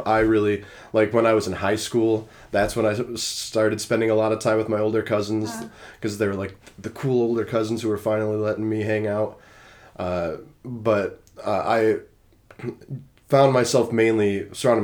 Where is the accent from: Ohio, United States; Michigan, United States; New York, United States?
New York, United States; Rochester; now in Nashville, United States; I'm from Rochester, New York